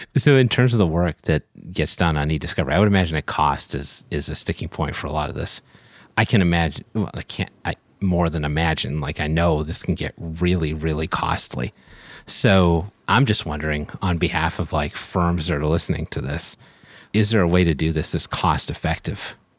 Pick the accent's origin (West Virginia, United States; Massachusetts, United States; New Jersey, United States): Massachusetts, United States; Boston; I'm from Boston